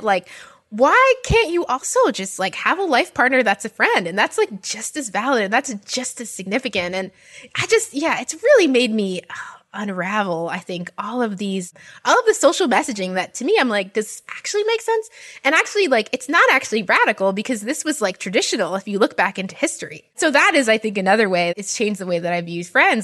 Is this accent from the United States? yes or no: yes; New York, United States; especially being from New York